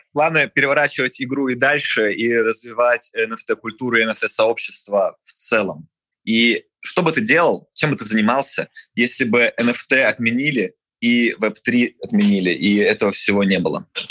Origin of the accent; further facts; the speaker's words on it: Siberia, Russia; Я как сибиряк